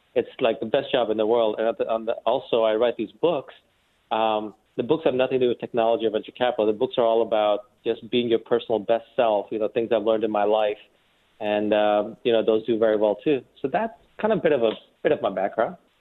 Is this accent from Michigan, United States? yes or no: no; New York City, New York, United States; born or raised there; also born or lived in India